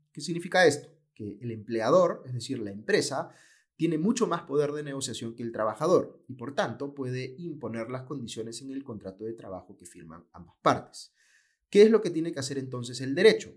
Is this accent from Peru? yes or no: yes; Peru